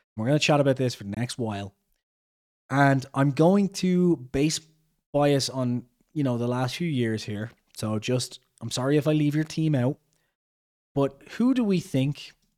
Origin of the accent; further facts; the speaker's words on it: Ireland; I'm Irish